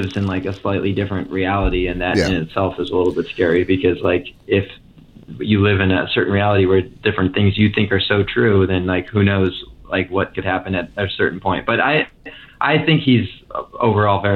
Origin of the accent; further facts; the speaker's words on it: Santa Cruz, California, United States; I grew up in Santa Cruz, California